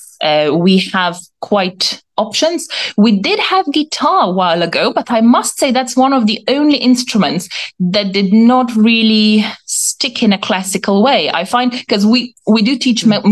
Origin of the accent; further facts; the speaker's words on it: Slovenia; now in United Kingdom; I'm not originally from the UK. I'm from Slovenia.